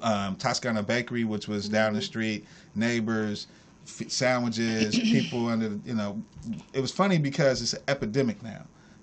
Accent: Bay Area, California, United States; I'm from the Bay Area. My grandmother fed the homeless there for 37 years, so I came from that type of origin, Church of God in Christ type of stuff.

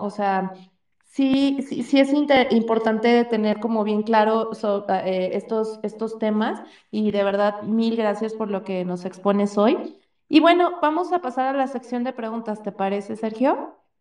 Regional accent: Mexico; como mexicanos

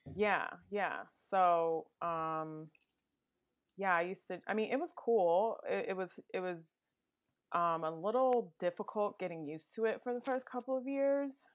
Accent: Woodbridge, Virginia, United States; also born or lived in Brooklyn, New York; I actually grew up in Northern Virginia, more specifically Woodbridge, Virginia

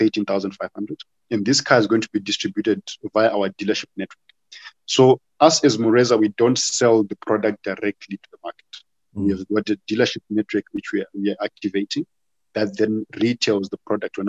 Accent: Harare, Zimbabwe; I was born in Harare, and I was living in Warren Park, went to school at Alfred Bate Primary in Marlborough

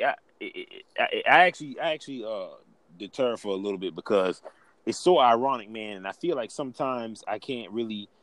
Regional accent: Alvin, South Carolina, United States; I'm from Alvin, South Carolina. Everybody know me. I'm Southern. I'm from Alvin.

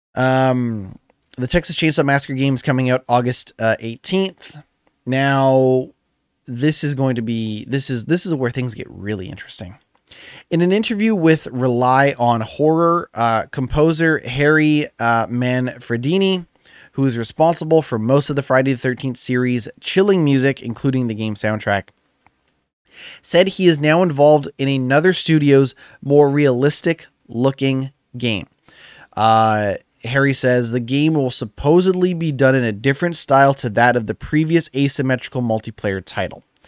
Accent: Canada; I'm Canadian

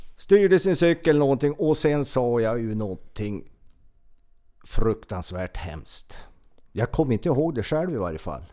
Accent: Trehörningsjö, Västernorrland County, Sweden; jag är ju född i en eh, kommun, Örnsköldsviks kommun, där det fanns ett BB. Min födelseort är ju Trehörners, en liten, liten, liten ort

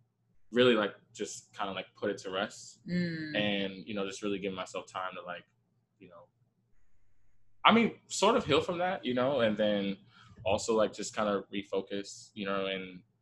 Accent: New York City, New York, United States; also born or lived in Bushwick, Brooklyn; I am originally from Queens

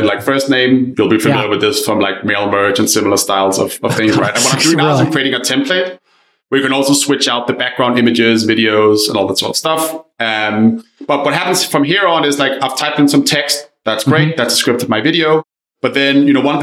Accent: Denmark; English is a second language; moved away; I'm Danish originally, for anyone wondering where my accent is from

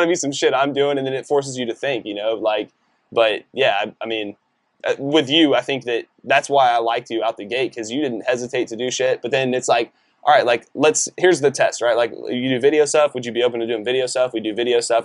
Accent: Decatur, Texas, United States; moved away; also born or lived in Colorado; I'm from Decatur, which is like a really small, conservative, predominantly white town.

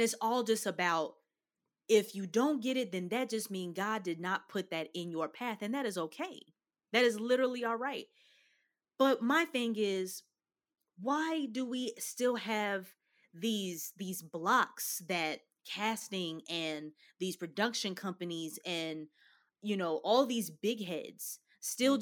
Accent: Louisville, Kentucky, United States; growing up in Kentucky

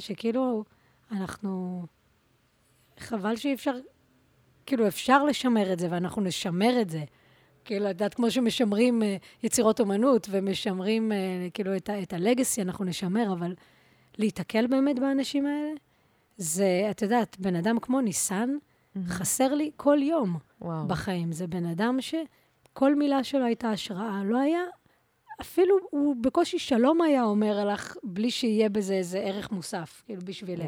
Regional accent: Tel Aviv, Tel Aviv District, Israel; גדלתי ברחוב מה זה, ממש כאילו מול בית ספר לאומנויות

